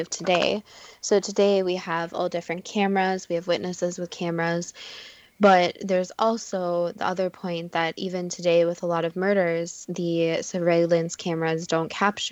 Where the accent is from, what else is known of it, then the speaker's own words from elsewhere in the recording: Minnesota, United States; We're obviously from Minnesota